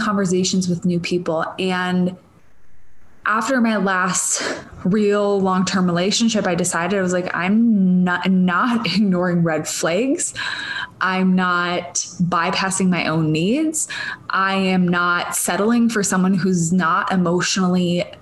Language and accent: English; Minnesota, United States; accent: Minnesotan; moved away; I'm Minnesotan, for those of you that don't know, or from Minnesota originally